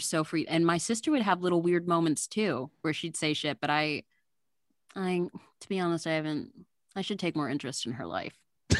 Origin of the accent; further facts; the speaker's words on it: Northern Virginia, United States; I'm from Northern Virginia. And so we were living on Civil War battlegrounds.